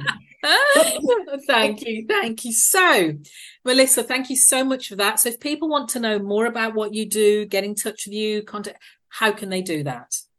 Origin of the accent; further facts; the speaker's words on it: United Kingdom; obviously being British